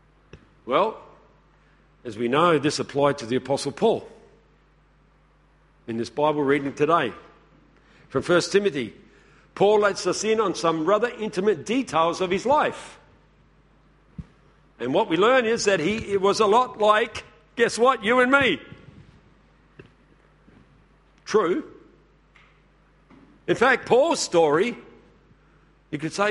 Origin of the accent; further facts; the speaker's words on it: Woodside, South Australia, Australia; I come from the Adelaide Hills. Where did I grow up? in the little town of Woodside